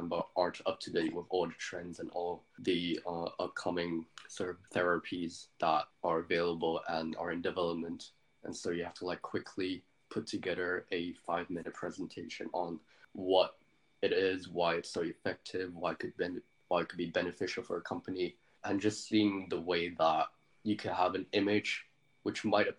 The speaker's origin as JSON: {"language": "English", "country": "Hong Kong", "tie": "born or raised there", "first_language": "English", "moved": "as an adult", "lives_now": "United Kingdom", "said": "my first language was English, but I grew up in Hong Kong."}